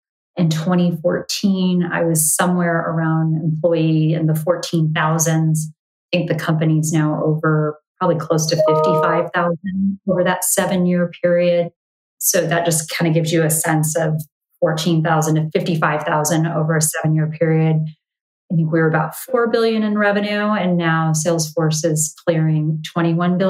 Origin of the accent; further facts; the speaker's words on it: Bay Area, California, United States; also born or lived in Los Angeles, California; I grew up in the Bay Area. You know, kindergarten through high school in the Bay Area